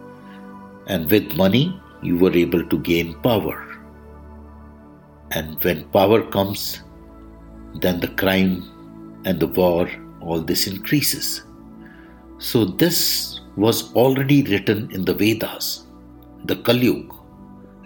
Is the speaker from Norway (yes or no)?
no; India; I am the Indian monk